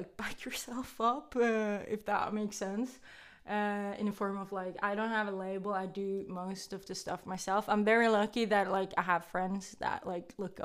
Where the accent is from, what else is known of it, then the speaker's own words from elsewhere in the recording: Norway; I am from Norway